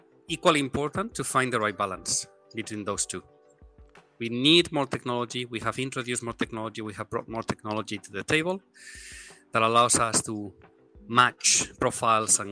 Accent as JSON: {"language": "English", "country": "Spain", "also_born_or_lived": "Hong Kong / Tokyo", "moved": "as an adult", "lives_now": "Singapore", "said": "I am originally from Spain"}